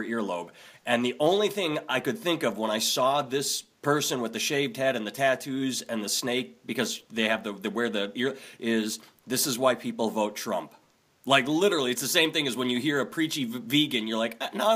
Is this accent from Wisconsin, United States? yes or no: yes; Wisconsin, United States; I grew up in Wisconsin, so I'm used to Oconomowoc, Milwaukee, all the Native American sounding names